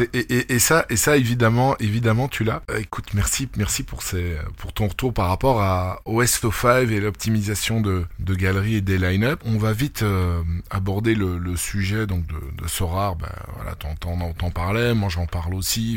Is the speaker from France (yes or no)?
no; Belgium; chez nous en Belgique